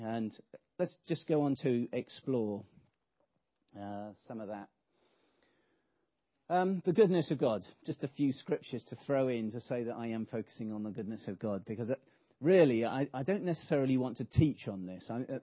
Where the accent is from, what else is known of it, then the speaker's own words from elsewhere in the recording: England, United Kingdom; we're English